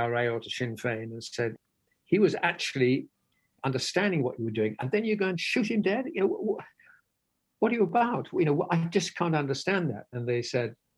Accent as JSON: {"language": "English", "region": "England", "country": "United Kingdom", "said": "me being a Brit"}